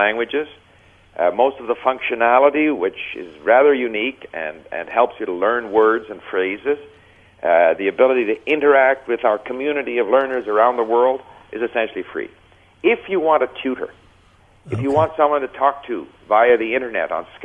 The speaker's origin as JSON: {"language": "English", "town": "Montreal", "region": "Quebec", "country": "Canada", "tie": "born or raised there", "also_born_or_lived": "Japan / France", "first_language": "English", "moved": "yes", "said": "I grew up in Montreal, where a person could learn French if they wanted to."}